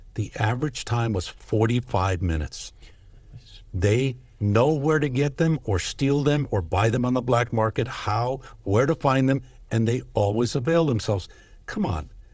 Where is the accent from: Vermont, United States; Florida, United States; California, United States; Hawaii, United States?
California, United States; Los Angeles; now in El Dorado County, United States; I grew up in East L A, moved to Northern California in nineteen eighty